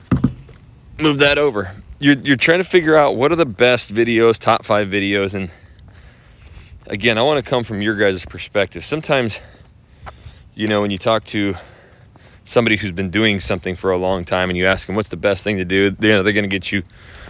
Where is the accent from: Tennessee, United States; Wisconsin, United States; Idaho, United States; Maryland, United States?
Idaho, United States; moved away; I am from Idaho.